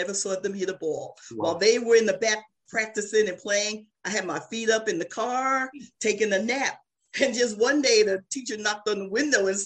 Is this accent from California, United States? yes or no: no; New Jersey, United States; I'm from New Jersey